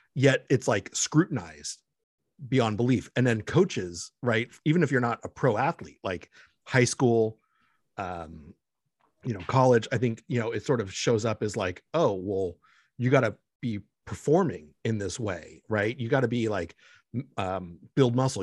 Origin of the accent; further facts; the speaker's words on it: Los Angeles, California, United States; also born or lived in Mexico; I was born in Mexico, raised in Los Angeles